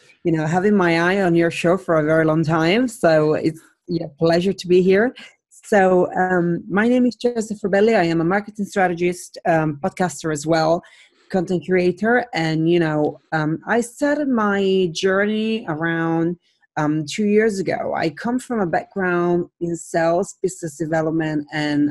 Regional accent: Italy; now in London, United Kingdom; I am originally from Italy, but I live in London.

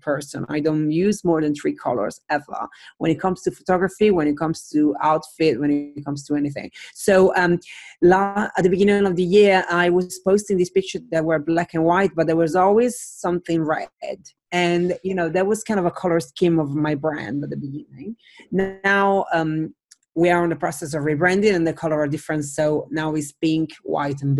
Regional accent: Italy; now in London, United Kingdom; I am originally from Italy, but I live in London.

